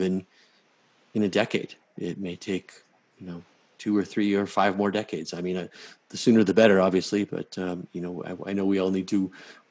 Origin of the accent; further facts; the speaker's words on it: Southern Colorado, United States; grew up in a community of color in Southern Colorado